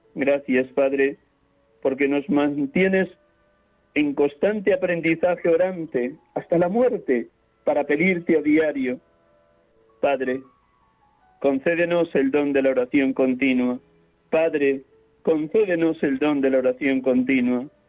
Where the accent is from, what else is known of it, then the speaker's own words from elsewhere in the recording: Riaza, Castile and León, Spain; now in Madrid, Spain; Hoy les hablo desde Riaza, Segovia, mi pueblo natal